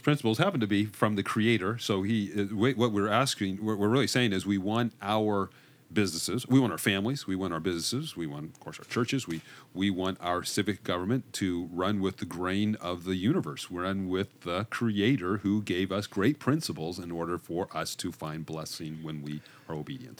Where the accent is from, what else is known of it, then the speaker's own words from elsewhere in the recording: United States; as an American citizen